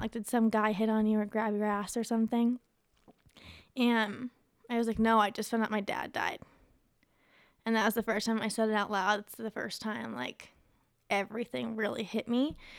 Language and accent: English; Ohio, United States; moved away; also born or lived in Las Vegas; I'm from Ohio, and at the time I was living in Las Vegas